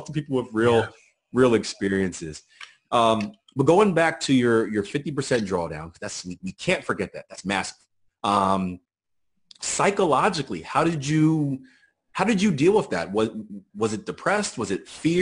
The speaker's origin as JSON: {"language": "English", "town": "Philadelphia", "region": "Pennsylvania", "country": "United States", "tie": "born or raised there", "said": "I grew up in Philadelphia"}